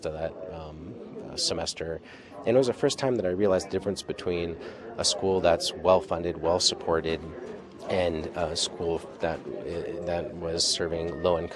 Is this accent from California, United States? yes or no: no; Arctic Village, Alaska, United States; also born or lived in Anchorage, Alaska; now in Fairbanks, United States; Growing up in Vashrenko, it's a majority Gwich'in community.